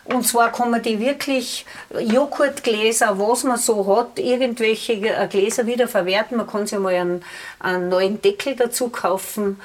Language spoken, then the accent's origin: German; Lungau, Salzburg, Austria; bei uns im Lungau ist zu Jakobi braucht, dass man die Leute auf den Almen, die Almleit besucht.